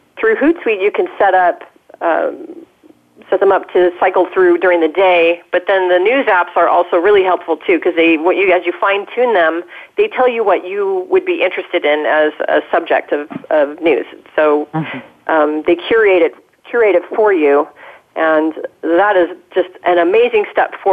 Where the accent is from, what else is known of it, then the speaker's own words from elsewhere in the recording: Southern California, United States; here in my hometown